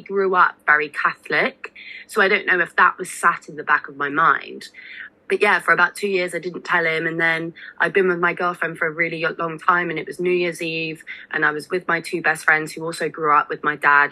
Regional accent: Somerset, South West England, United Kingdom; I grew up in Somerset

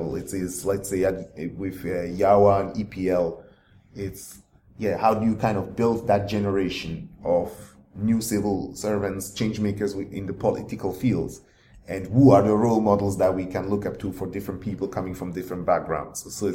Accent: Switzerland; moved away; because I grew up mainly in Switzerland, and then the books I read even were like German books

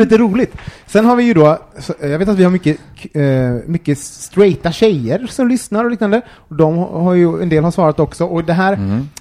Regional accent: Gothenburg, Västra Götaland, Sweden; also born or lived in Årsta; now in Stockholm, Sweden; vi kom från Göteborg

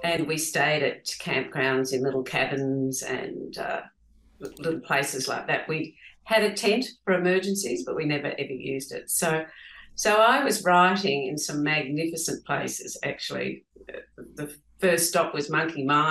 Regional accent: Geelong, Victoria, Australia; my husband and I grew up in Geelong

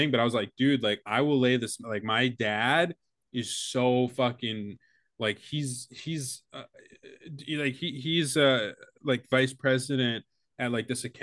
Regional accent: Connecticut, United States; See, because I'm from Connecticut.

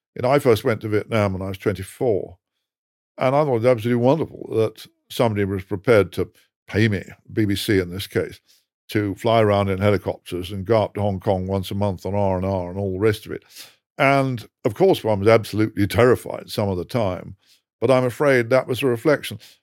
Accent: England, United Kingdom; I'm English

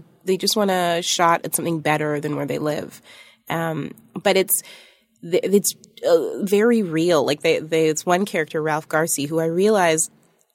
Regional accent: Toronto, Ontario, Canada; I went to Toronto French School from like junior kindergarten till seventh grade

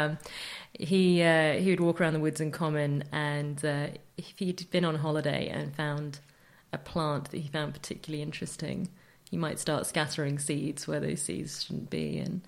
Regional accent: Leicestershire, Coventry, East Midlands, United Kingdom; I grew up in the Midlands, Leicestershire, and then in Coventry

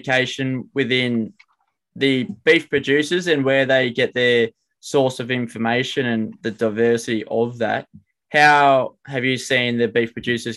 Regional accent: New South Wales, Australia; we're from New South Wales and we don't have too many cows ourselves

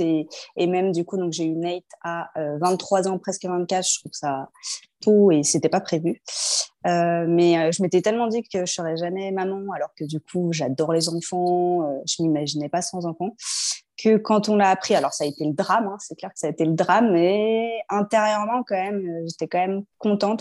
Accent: Lyon, Auvergne-Rhône-Alpes, France; moved away as an adult; also born or lived in Paris; on est lyonnais de base. On est revenu à Lyon

